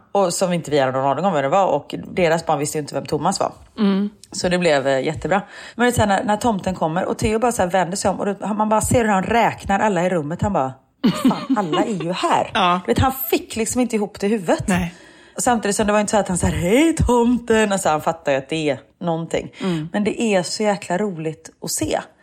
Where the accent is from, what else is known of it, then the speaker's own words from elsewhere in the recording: Gothenburg, Västra Götaland, Sweden; accent: thick Gothenburg dialect (grov göteborgska); jag pratar grov göteborgska